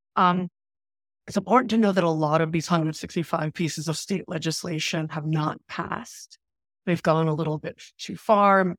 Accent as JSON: {"language": "English", "town": "New York City", "region": "New York", "country": "United States", "tie": "born or raised there", "said": "we grew up in Queens and Flushing, New York, in labor union housing"}